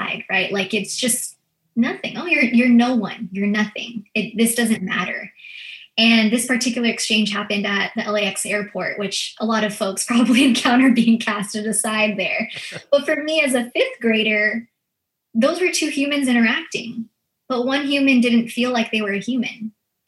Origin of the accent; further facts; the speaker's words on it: United States; first language Filipino; English is a second language; I'm a first generation Filipino American. And so I actually grew up as my first language being Filipino.